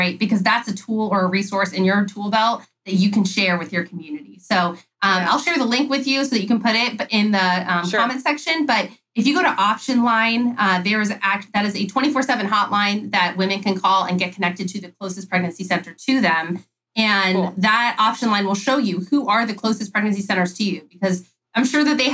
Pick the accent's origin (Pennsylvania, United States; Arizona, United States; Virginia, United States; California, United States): California, United States; I'm not from the South. I'm from California